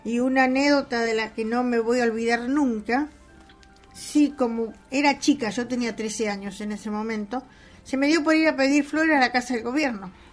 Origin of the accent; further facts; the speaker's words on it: Rawson, Chubut, Argentina; also born or lived in Carmen de Patagones, Argentina / Necochea, Argentina; me crié en coché hasta los nueve años que vine a Raúl